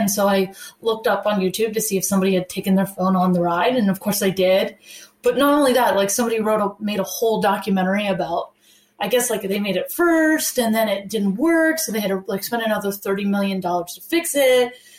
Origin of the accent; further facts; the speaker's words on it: Florida, United States; growing up in Florida, we went to Universal a lot.